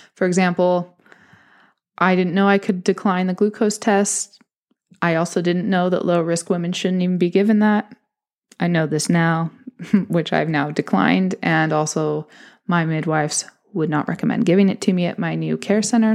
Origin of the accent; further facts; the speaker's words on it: California, United States; moved away as an adult; now in London, United Kingdom; I am originally from California